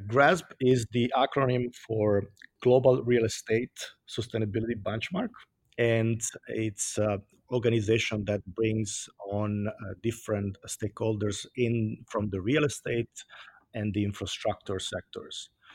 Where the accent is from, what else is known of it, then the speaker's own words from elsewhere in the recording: Italy; accent: Italian; English is a second language; moved away as an adult; also born or lived in Washington, D.C., United States; now in United States; I'm Italian